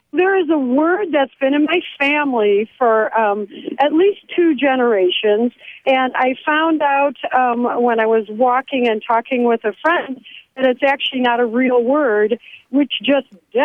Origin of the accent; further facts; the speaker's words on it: Chicago, Illinois, United States; now in Michigan, United States; Actually, we're from Chicago, but I've lived in Michigan a long time.